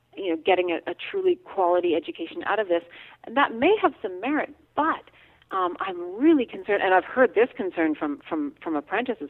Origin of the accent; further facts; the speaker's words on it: Alberta, Canada; moved away; I grew up in Alberta, where farms are thousands of acres.